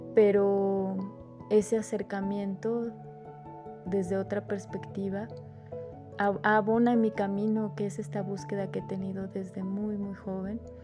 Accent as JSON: {"language": "Spanish", "country": "Mexico", "said": "soy de México."}